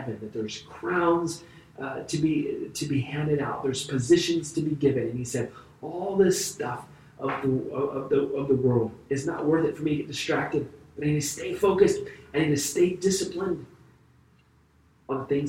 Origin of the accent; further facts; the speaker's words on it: Vacaville, California, United States; the Moose Lodge where I grew up in Vacaville